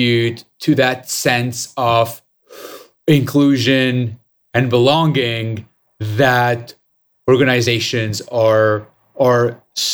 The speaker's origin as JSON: {"language": "English", "country": "Lebanon", "tie": "born or raised there", "said": "I was born and raised in Lebanon"}